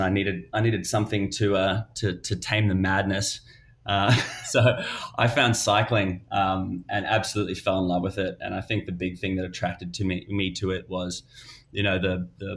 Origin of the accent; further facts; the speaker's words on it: South Africa; also born or lived in Melbourne, Australia / Queensland, Australia; now in United States; I'm Australian. I'm originally South African, but I guess I was born in South Africa, moved to Australia